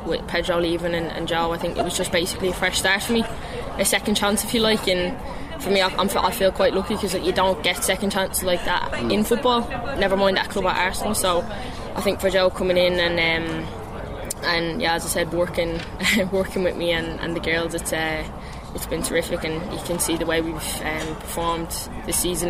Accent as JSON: {"language": "English", "country": "Ireland", "also_born_or_lived": "Glasgow", "moved": "as an adult", "lives_now": "London, United Kingdom", "said": "come home and play for Ireland"}